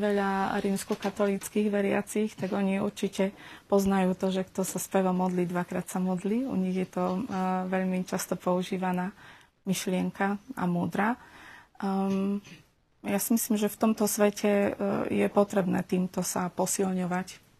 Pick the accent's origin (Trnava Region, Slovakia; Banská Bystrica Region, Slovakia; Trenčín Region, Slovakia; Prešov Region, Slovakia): Prešov Region, Slovakia; Humenné; moved away as an adult; also born or lived in Uzhhorod, Ukraine / Borov, Slovakia / Bratislava, Slovakia; now in Prešov, Slovakia; potom sme sa presťahovali do Humenného. Takže Humenné beriem ako svoje rodné mesto.